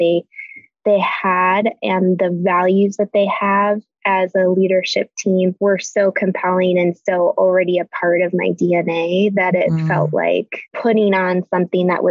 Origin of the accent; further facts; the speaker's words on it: Chicago, Illinois, United States; we're born and raised in the Chicago area. So that's where we're based